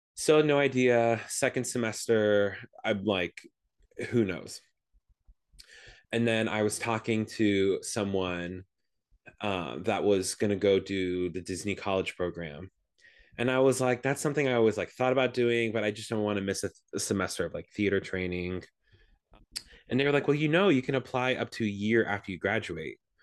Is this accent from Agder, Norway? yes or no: no; Stavanger, Rogaland, Norway; now in Los Angeles, United States; I was born in Stavanger, Norway. Um, my whole family, we're all from there.